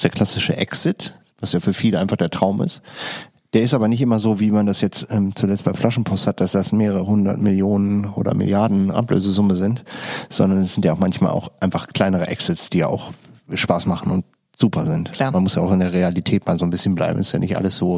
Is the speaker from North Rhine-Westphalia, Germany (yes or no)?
yes; Düsseldorf, North Rhine-Westphalia, Germany; in Düsseldorf nicht, kennt man das nicht so? Also da, wo ich groß geworden bin